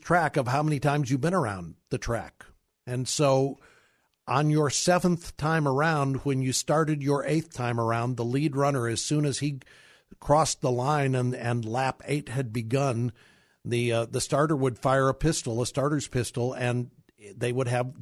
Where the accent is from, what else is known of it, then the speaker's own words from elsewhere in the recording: Kirkwood, Missouri, United States; I grew up in Kirkwood, Missouri, a suburb of St. Louis